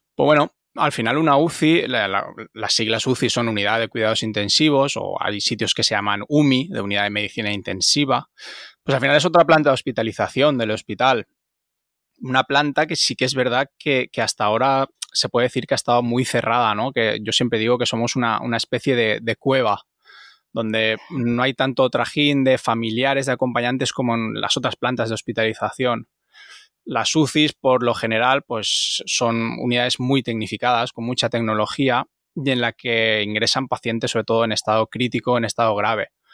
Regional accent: Almenara, Valencian Community, Spain; un chaval o no tan chaval ya, porque ya uno ya es un poquito viejuno, de un pueblecito de Castellón que se llama Almenara

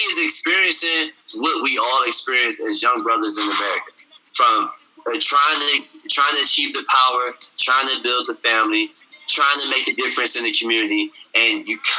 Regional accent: Detroit, Michigan, United States; also born or lived in Germany / Egypt / Japan; I'm originally from Detroit, Michigan. My dad was in the military, so we did a lot of traveling, you know, lived in places all over the world, Germany, Egypt, Japan, whatever.

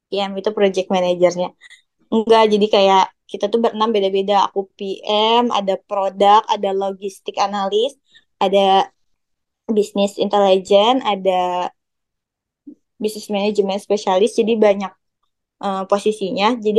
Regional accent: Bandung, West Java, Indonesia; apalagi aku ya dari Bandung gitu terus aku kayak aduh

